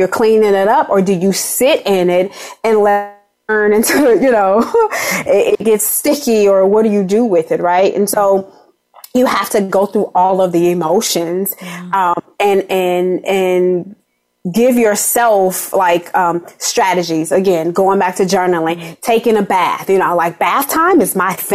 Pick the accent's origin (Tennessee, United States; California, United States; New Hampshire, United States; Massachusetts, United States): California, United States; Los Angeles; I'm from Watts, you know, yeah. and I had all these adverse childhood experiences